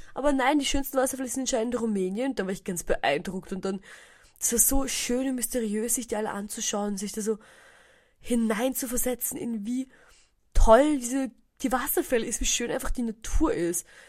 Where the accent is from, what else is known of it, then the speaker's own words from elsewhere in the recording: Hirm, Burgenland, Austria; Ich bin in Hirn aufgewachsen, könnte man sagen